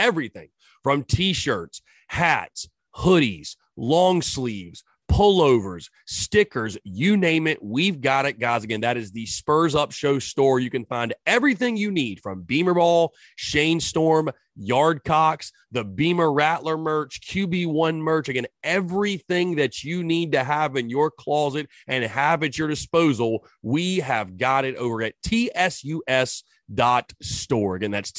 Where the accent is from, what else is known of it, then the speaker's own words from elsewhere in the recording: North Augusta, South Carolina, United States; I'm born and raised in North Augusta, South Carolina.